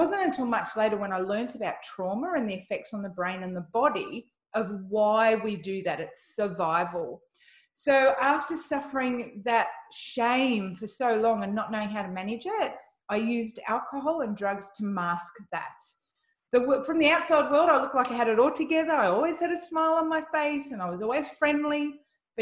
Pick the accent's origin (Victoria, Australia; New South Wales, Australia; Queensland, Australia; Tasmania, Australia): Queensland, Australia; Sunshine Coast; I am from the Sunshine Coast all the way in Australia.